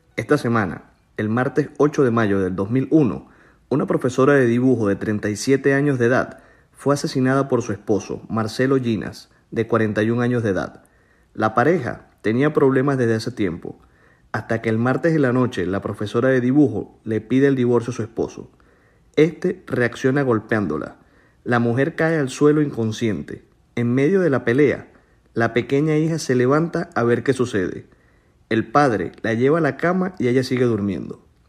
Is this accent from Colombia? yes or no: yes; Colombia; lo que somos los colombianos